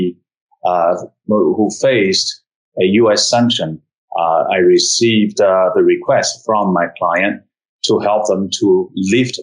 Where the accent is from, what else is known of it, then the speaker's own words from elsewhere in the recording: China; moved away as an adult; also born or lived in United States; now in Shanghai, China; I was born and raised in China, went to college, went to Peking University